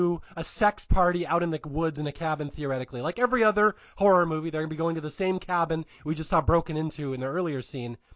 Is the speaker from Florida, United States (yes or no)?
no; Seattle, Washington, United States; Again, I'm from Seattle. I grew up in the Pacific Northwest